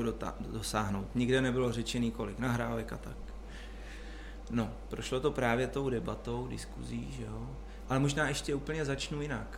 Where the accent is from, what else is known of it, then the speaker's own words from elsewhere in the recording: Cheb, Karlovy Vary Region, Czechia; já jsem z Chebu